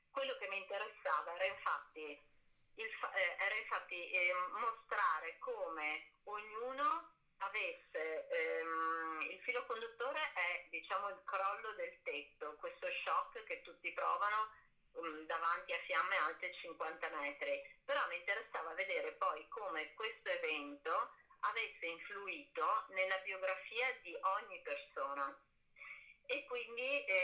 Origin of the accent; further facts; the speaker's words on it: Treviso, Veneto, Italy; now in Venice, Italy; io sono nata a Treviso, abito a Venezia dal 2000, avevo 20 anni